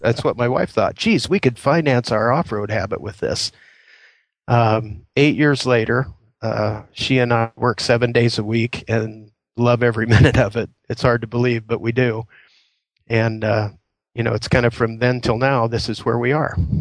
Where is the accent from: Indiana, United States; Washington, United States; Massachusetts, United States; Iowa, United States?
Indiana, United States; moved away as an adult; now in Queen Creek, United States; I was born and raised in Indiana